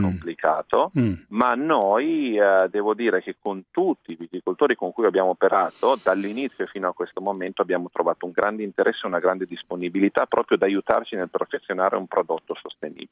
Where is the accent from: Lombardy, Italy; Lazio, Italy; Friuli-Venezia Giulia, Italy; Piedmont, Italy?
Piedmont, Italy; Monferrato; essendo piemontese, di collina, tra l'altro, io sono originario del Monferrato